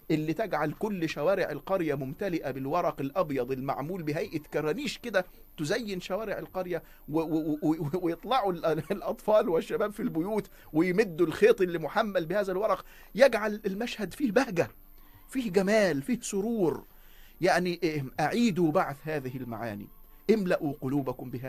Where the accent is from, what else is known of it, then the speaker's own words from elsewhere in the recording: Egypt; احنا بنمهد بكل هذا الكلام انه يا جماعة اللي احنا توارثناه كمصريين من العناية بتفطير الصائم